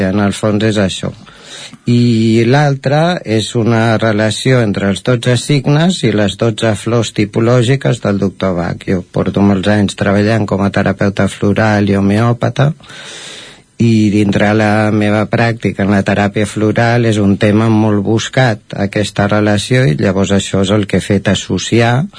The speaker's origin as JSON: {"language": "Catalan", "town": "Caldes de Montbui", "region": "Catalonia", "country": "Spain", "tie": "born or raised there", "lives_now": "Sant Feliu de Codines, Spain", "said": "jo sóc nascut a Caldes, vaig viure a Caldes fins al 2007, llavors vam venir a viure aquí a Sant Feliu de Codines"}